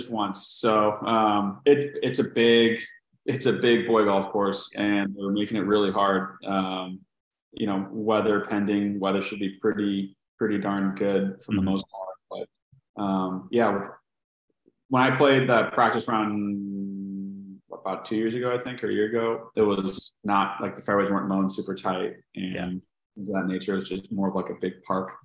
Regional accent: San Diego, California, United States; I'm literally from, born and raised in San Diego

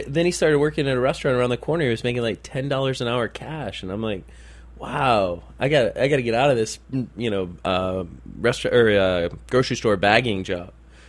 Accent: Detroit, Michigan, United States; Detroiters. I mean, in all honesty, very rarely are we actually from Detroit. We're usually just outside the city.

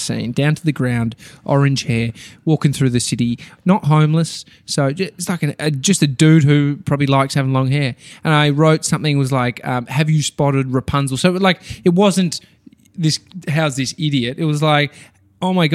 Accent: Melbourne, Victoria, Australia; I'm from Melbourne

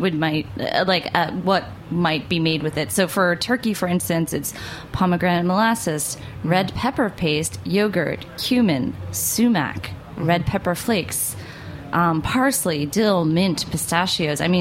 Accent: United States; as an American

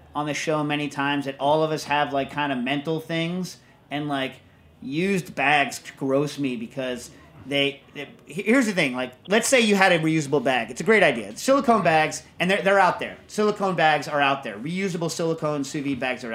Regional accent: United States; as an American

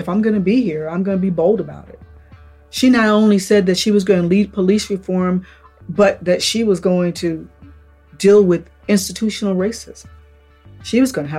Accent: Upper Marlboro, Maryland, United States; I grew up in Upper Marlboro

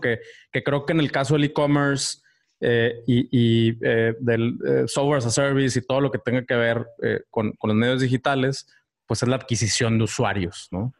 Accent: Ciudad Victoria, Tamaulipas, Mexico; moved away; mi pueblo natal

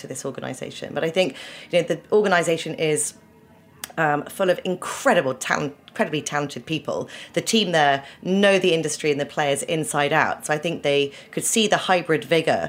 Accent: Winchester, South East England, United Kingdom; moved away as an adult; also born or lived in Oxford; now in New York, United States; I was born in Oxford, but grew up in a very beautiful historical town called Winchester in the south of England.

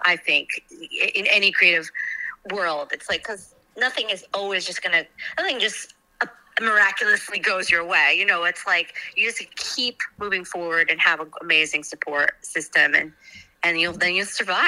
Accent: Milford, Pennsylvania, United States; I just love the idea of like any other kid growing up in Chihola or Berryville or whatever, Milford area, Milford, Pennsylvania.

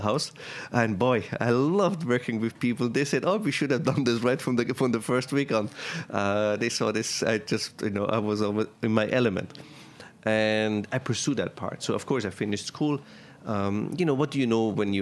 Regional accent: Tyrol, Austria; moved away as an adult; now in New York, United States; I'm from Tyrol.

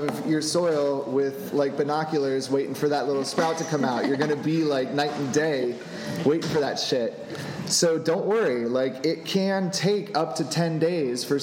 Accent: Florida, United States; moved away; I'm from Florida

